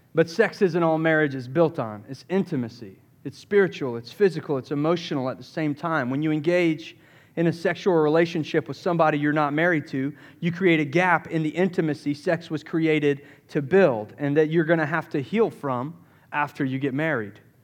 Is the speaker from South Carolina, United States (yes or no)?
yes; Summerville, South Carolina, United States; I grew up in the Southeast, Somerville, South Carolina